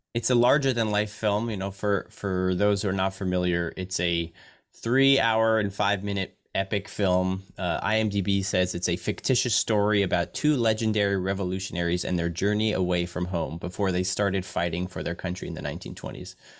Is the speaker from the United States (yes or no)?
yes; United States; as an American